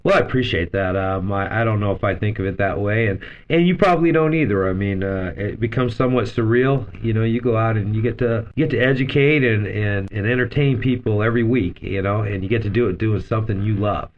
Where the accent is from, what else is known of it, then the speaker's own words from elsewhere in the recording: Las Vegas, Nevada, United States; since the time I was eight years old, um, I grew up in Las Vegas